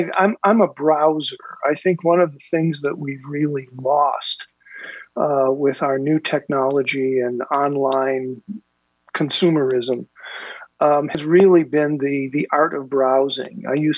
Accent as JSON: {"language": "English", "town": "Mount Prospect", "region": "Illinois", "country": "United States", "tie": "born or raised there", "also_born_or_lived": "Minnesota / Northern California / Indianapolis, Indiana / Michigan City, Indiana", "moved": "as an adult", "lives_now": "Long Beach, Indiana, United States", "said": "I grew up around Chicago, grew up in a town called Mount Prospect, Illinois. It's a northwest suburb of Chicago. Went to school up in Minnesota and, have lived in a number of different places."}